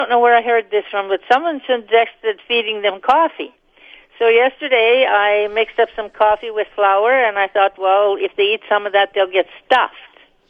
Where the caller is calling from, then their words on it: Plumas, Manitoba, Canada; I'm calling from Plumas, Manitoba.